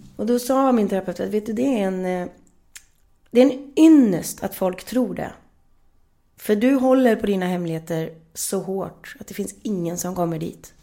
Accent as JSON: {"language": "Swedish", "town": "Gullspång", "region": "Västra Götaland", "country": "Sweden", "tie": "born or raised there", "said": "vi växte upp i Gullspång i ett tegelhus som mamma och pappa själv byggde."}